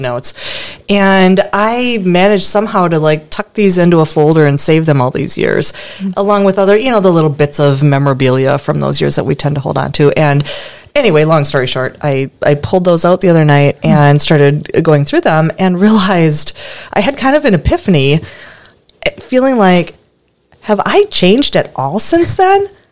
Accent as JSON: {"language": "English", "town": "Stevens Point", "region": "Wisconsin", "country": "United States", "tie": "born or raised there", "said": "my hometown, Stevens Point, Wisconsin"}